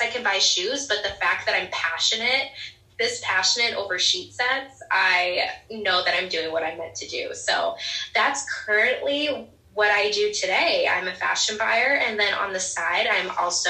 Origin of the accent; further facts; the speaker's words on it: Indiana, United States; moved away as an adult; also born or lived in Ohio / Jersey Shore, New Jersey; now in New Jersey, United States; I'm a Midwestern girl. I grew up in Indiana.